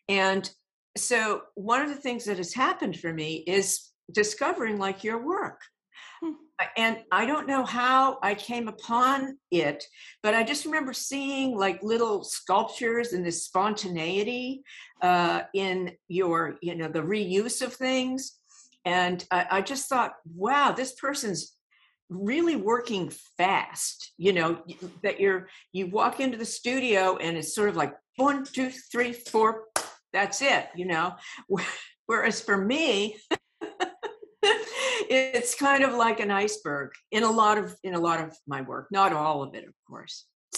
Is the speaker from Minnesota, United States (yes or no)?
no; Massachusetts, United States; I grew up in Massachusetts a little bit, but I kind of like to say all over the United States